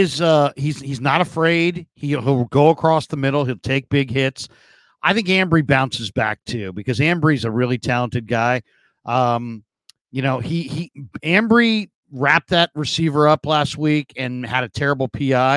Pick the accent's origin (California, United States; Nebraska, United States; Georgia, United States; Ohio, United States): California, United States; San Diego; I'm from San Diego